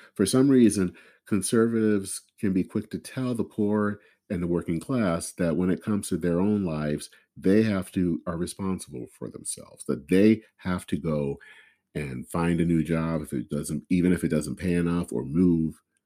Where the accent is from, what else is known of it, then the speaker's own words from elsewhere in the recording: Flint, Michigan, United States; my hometown of Flint